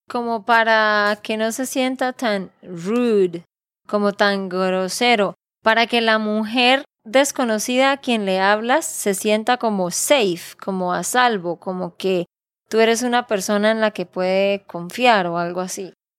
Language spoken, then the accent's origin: Spanish; Santander, Colombia; de Santander, Colombia